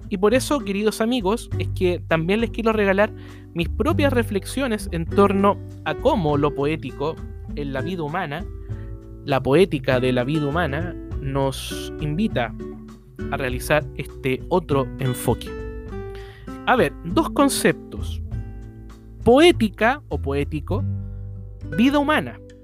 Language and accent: Spanish; Chile; en Chile, en mi país